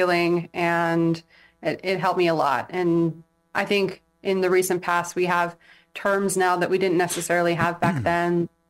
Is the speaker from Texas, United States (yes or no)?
no; San Diego, California, United States; also born or lived in England / Imperial Beach / Chula Vista; now in Hawaii, United States; I am from San Diego.